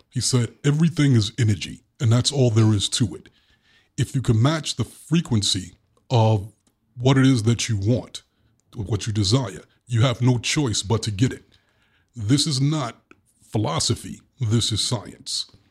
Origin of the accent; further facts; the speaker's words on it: New York City, New York, United States; accent: Brooklyn; my Brooklyn accent